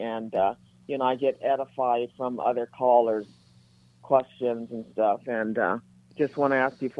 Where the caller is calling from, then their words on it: North Hollywood, California, United States; from North Hollywood.